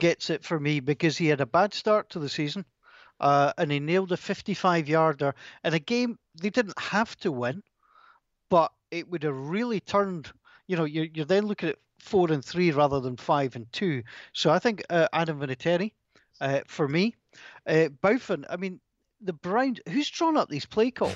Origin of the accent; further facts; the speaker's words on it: Scotland, United Kingdom; two Scottish broadcasters